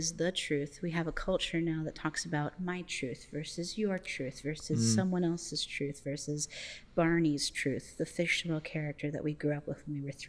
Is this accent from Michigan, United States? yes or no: no; Florida, United States; also born or lived in Canada; And my family comes from Canada. I was born there, but I've lived in Florida most of my life.